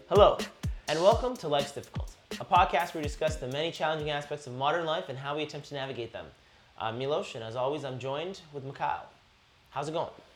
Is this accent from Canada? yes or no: yes; Canada; I grew up in Canada. I was blessed to grow up in Canada